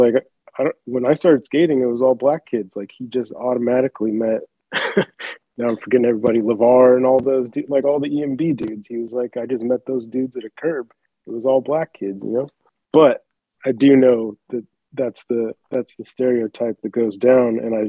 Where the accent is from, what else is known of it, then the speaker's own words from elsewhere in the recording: Colorado, United States; I grew up in Colorado. So I grew up doing a lot of white people things. Like I played ice hockey, I snowboarded, you know, and I went to elementary school in the inner city, but then I went to the suburbs for middle school.